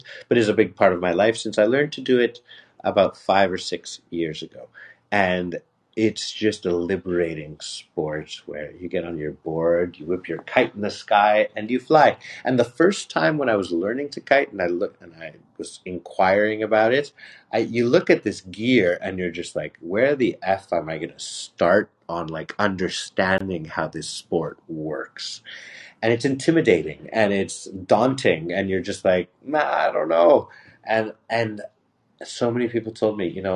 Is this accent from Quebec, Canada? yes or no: yes; Montreal, Quebec, Canada; also born or lived in Puerto Vallarta, Mexico; a guy that was born and raised in Montreal and is fluently trilingual